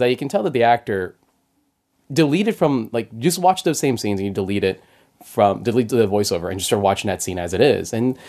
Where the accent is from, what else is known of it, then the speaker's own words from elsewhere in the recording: Philippines; I'm Filipino